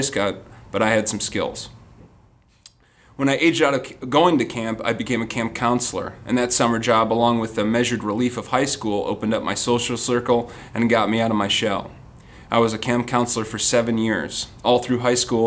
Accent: Rockford, Illinois, United States; I was born and raised in Rockford, Illinois, about an hour and a half west of Chicago.

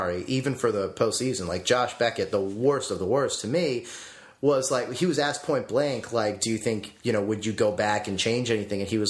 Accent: Massachusetts, United States; I grew up in Massachusetts

